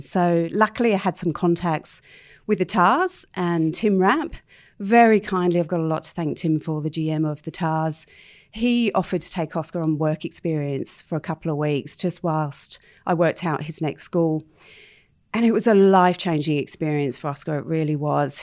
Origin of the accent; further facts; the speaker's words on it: London, United Kingdom; moved away as an adult; now in Sydney, Australia; I was actually born and bred in London